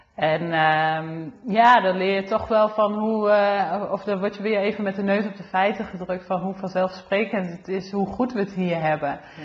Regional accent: Olst, Overijssel, Netherlands; Ik ben eh, geboren in Olst. Ehm, in het dorp

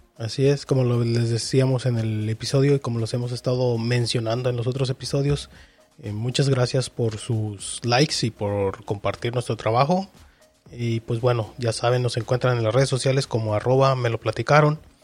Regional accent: Mexico; nosotros que somos de México.

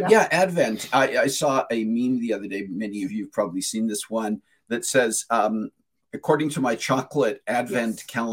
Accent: New Mexico, United States; born there; I was born on Epiphany in New Mexico, and that is New Mexico's birthday in a Catholic hospital.

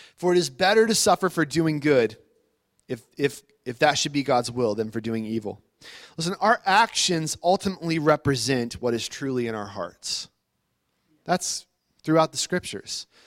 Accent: United States; I'm an American. I live in America

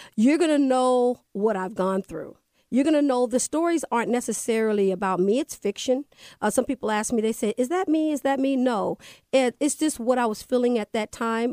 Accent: Everett, Washington, United States; moved away as an adult; also born or lived in Kirkland, Washington / Seattle, Washington; now in Las Vegas, United States; I grew up in Everett, Washington, right off Mukilteo Boulevard. From there, I moved to Kirkland, where I graduated from Juanita High School

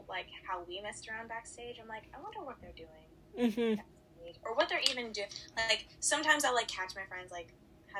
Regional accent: New York, United States; I was born and raised in New York City. I mean, not New York City, in New York. I lived in the suburbs as well

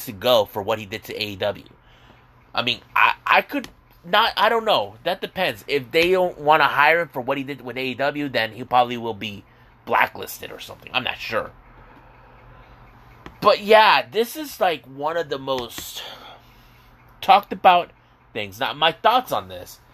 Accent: San Diego, California, United States; I'm actually from San Diego

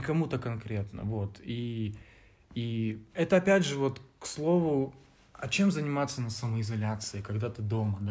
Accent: Vladivostok, Primorsky Krai, Russia; moved away as an adult; now in Novosibirsk, Russia; я, ну, типа из другого города приехал, я из Владивостока

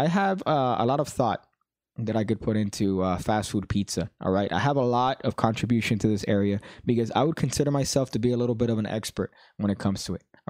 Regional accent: Philadelphia, Pennsylvania, United States; I'm from Philly. I'm from Philly

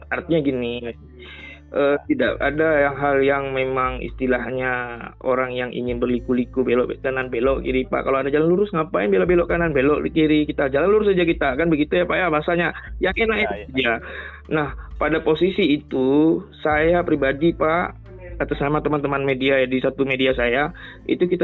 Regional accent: Banda Aceh, Aceh, Indonesia; Saya dari Banda Aceh, Pak

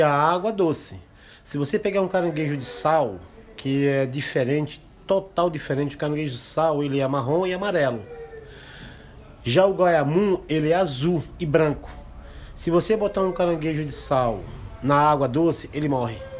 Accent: Brazil; Eu sou indígena

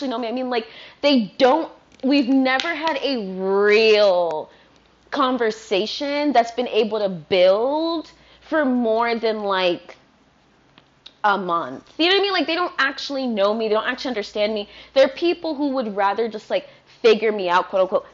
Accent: Fredericksburg, Virginia, United States; now in Brooklyn, United States; I grew up in Fredericksburg, Virginia

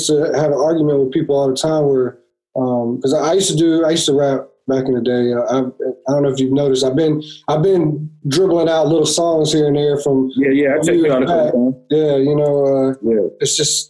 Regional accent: Carolina, United States; from where I grew up in Carolina, we didn't have anybody, you know what I'm saying?

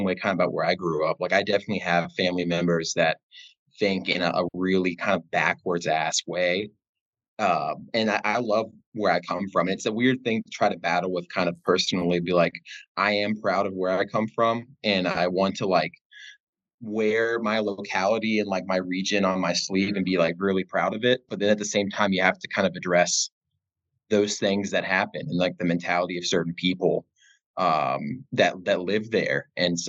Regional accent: Southwestern Virginia, United States; I'm from Southwestern Virginia

